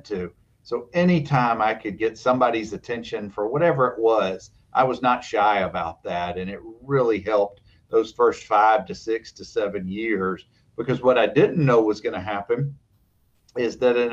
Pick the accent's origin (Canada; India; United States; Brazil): United States; Dothan, Alabama; we grew up in Dothan, just northwest of Tallahassee, Florida. And so my brothers and I grew up in Dad's office